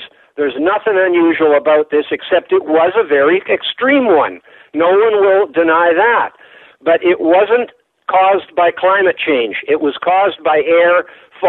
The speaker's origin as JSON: {"language": "English", "country": "Canada", "said": "I'm Canadian"}